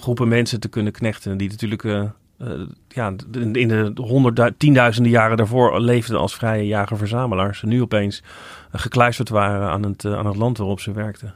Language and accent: Dutch; Netherlands; als Nederlander